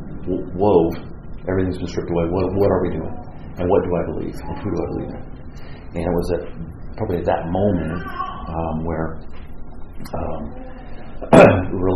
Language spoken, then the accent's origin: English; Southern California, United States; I grew up in Southern California